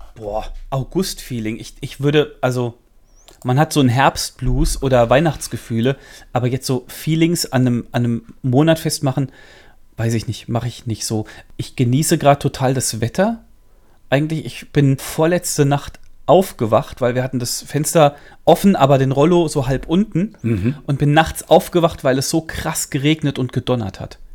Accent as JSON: {"language": "German", "region": "Central Hesse", "country": "Germany", "accent": "Central Hessian", "said": "bei, uns daheim, wo ich herkomme, äh, mittelhessisch"}